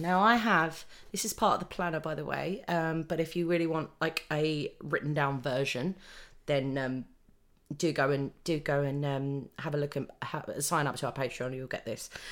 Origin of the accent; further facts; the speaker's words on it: United Kingdom; we're British